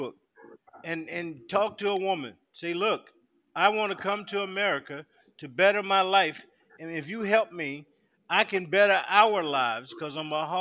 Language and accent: English; South Carolina, United States; now in Virginia, United States; they make them in my hometown, South Carolina